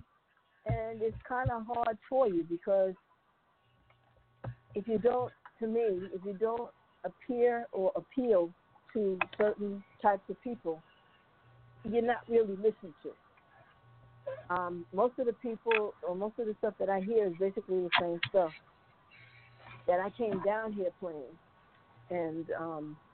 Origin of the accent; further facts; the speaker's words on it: Brooklyn, Long Island, New York, United States; also born or lived in Glen Cove, New York; I'm from Brooklyn, Long Island